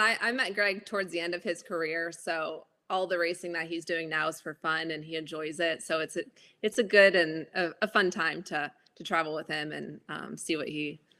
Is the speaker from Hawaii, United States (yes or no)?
yes; Honolulu, Hawaii, United States; moved away as an adult; also born or lived in Los Angeles; now in Mooresville, United States; So I grew up in Honolulu, Hawaii